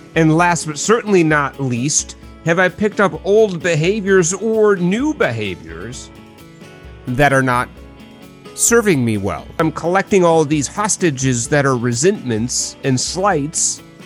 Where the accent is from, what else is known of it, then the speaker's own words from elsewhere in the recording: Midwest, Minnesota, United States; I am a Midwesterner